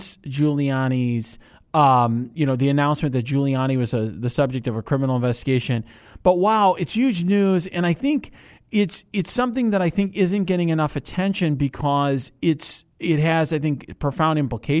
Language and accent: English; Chicago, Illinois, United States; I am from Chicago